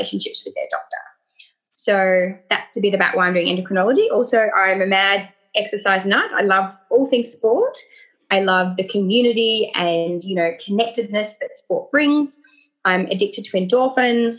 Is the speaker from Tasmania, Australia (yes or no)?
yes; Tasmania, Australia; now in Sydney, Australia; I'm originally from Tasmania.